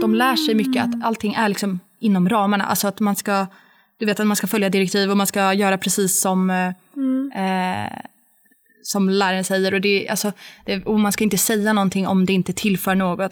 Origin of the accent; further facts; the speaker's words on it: Sweden; moved away as an adult; hemma i Sverige